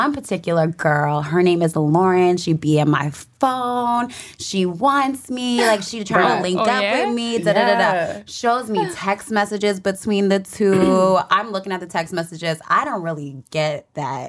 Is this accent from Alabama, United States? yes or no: no; LaPlace, Louisiana, United States; now in New York City, United States; I'm from La Place, Louisiana, small town outside of New Orleans. I now work in New York City as an attorney